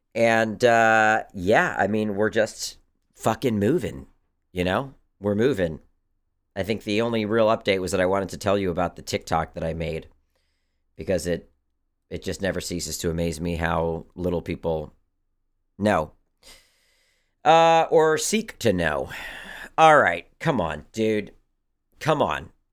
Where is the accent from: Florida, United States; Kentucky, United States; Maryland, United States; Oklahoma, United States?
Maryland, United States; growing up in Maryland